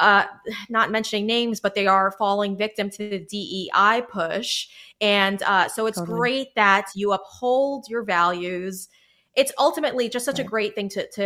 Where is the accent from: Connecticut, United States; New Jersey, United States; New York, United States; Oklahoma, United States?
New York, United States; I'm a New Yorker